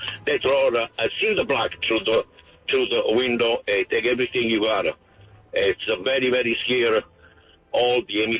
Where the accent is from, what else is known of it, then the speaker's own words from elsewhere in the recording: Naples, Campania, Italy; English is a second language; moved away as an adult; also born or lived in Fernandina Beach, Florida; now in United States; I am from Naples, Italy, little town outside of Naples, Italy, Bagoli.